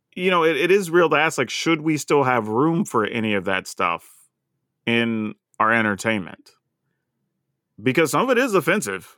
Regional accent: the South, United States; I'm from the South

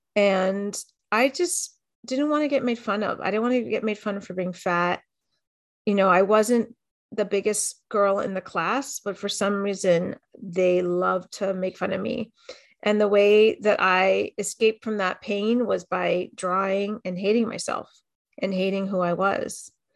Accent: Miami, Florida, United States; I grew up in Miami, in a pretty w-, well-to-do area

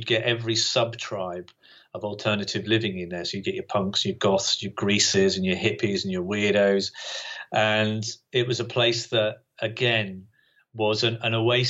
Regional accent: Great Yarmouth, East of England, United Kingdom; also born or lived in Bungay, Suffolk / Norwich; my dad died when I was 10. And after that, we moved to Great Yarmouth

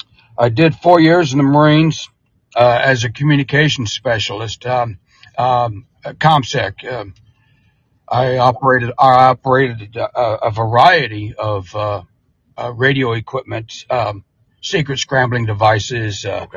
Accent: Muskogee, Oklahoma, United States; also born or lived in Vian, Oklahoma; I was born and raised in Muskogee, did all my schooling, went to Muskogee High School. I graduated in June of 74.

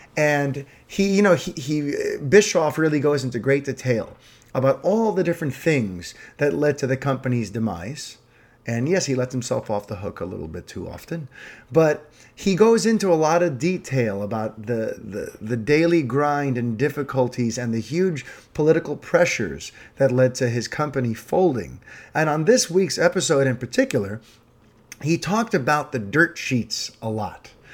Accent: New York City, New York, United States; I grew up in New York City.

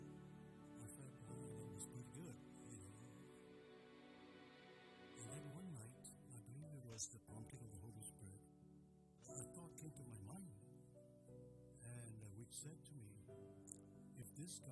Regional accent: Malaysia; I was born in Malaysia in 1947.

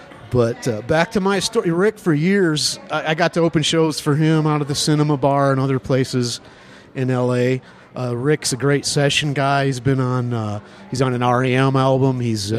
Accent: Sturgis, Michigan, United States; I grew up in Sturgis, Michigan

